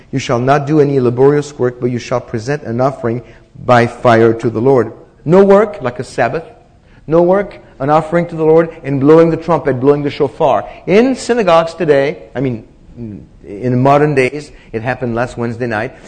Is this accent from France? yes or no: yes; France; moved away; I was born in France